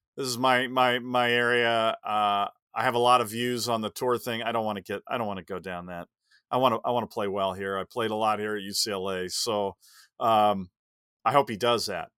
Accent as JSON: {"language": "English", "town": "Los Angeles", "region": "California", "country": "United States", "tie": "born or raised there", "said": "I will defend my hometown"}